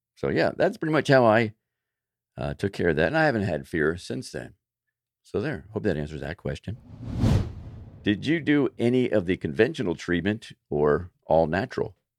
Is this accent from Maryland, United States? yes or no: yes; Baltimore, Maryland, United States; moved away as an adult; also born or lived in Florida; I moved from Baltimore, grew up in Baltimore, moved to Florida